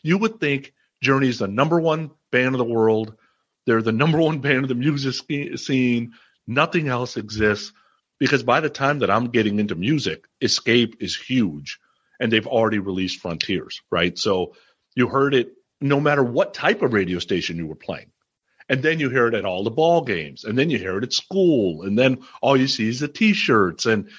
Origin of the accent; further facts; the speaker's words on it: Midwest, United States; born there; Yeah, I was born in the Midwest, so we moved there in 1980.